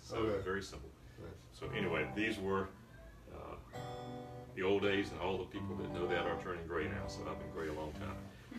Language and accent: English; Ahoskie, North Carolina, United States; my hometown. Actually, I come from Ahoskie, North Carolina